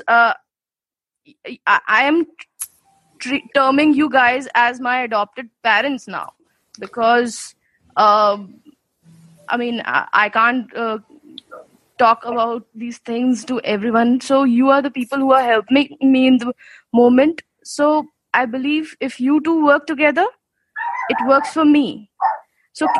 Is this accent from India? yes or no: yes; India; from India